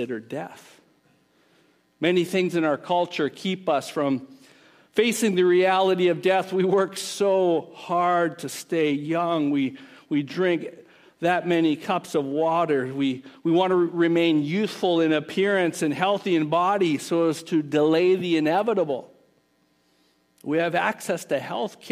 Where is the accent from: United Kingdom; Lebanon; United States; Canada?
Canada; moved away; We grew up in Canada